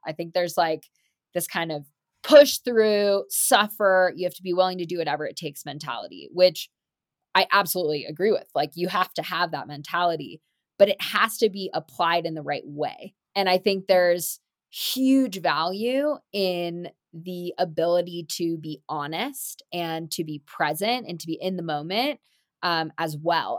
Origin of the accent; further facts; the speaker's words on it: Marin, California, United States; growing up in Marin, where mountain biking was originally invented in the seventies